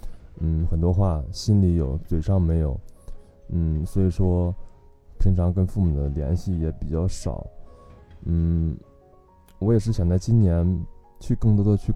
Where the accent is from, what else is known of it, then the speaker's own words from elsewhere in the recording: Kaifeng, Henan, China; now in Shanghai, China; 我来自河南开封，目前在上海工作，我是一名产品视觉设计师。